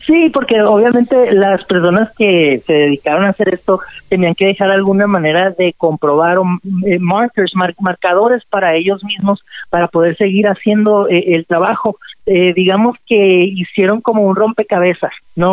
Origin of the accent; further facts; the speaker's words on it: Mexicali, Baja California, Mexico; Yo crecí, ¿verdad?, toda mi infancia ya en Mexicali, en la California